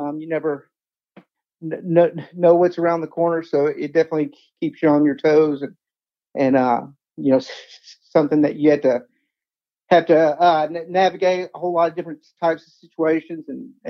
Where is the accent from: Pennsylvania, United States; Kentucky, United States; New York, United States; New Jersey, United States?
Kentucky, United States; Paducah; back into a role here in my hometown of Paducah.